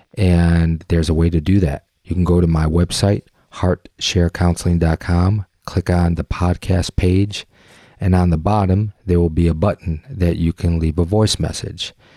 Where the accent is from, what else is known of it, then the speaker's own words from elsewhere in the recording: Detroit, Michigan, United States; Gyro Creative, out of Detroit, Michigan, my hometown